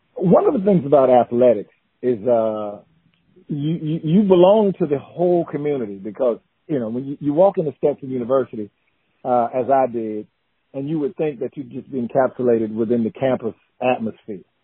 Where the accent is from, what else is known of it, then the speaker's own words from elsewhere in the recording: Newberry, South Carolina, United States; moved away as an adult; also born or lived in DeLand, Florida; born and raised in Newberry, South Carolina